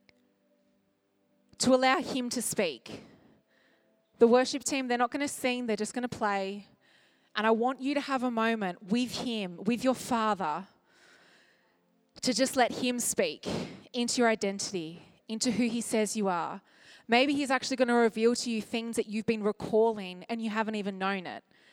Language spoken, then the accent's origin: English; Australia; as an Australian